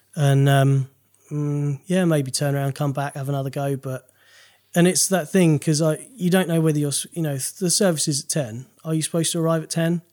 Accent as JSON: {"language": "English", "town": "Maidstone", "region": "South East England", "country": "United Kingdom", "said": "I'm from Maidstone in Kent."}